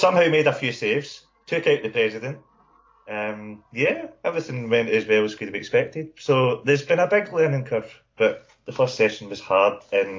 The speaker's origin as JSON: {"language": "English", "town": "Paisley", "region": "Scotland", "country": "United Kingdom", "said": "from Paisley. That's like the Paisley Glasgow divide and all that as well."}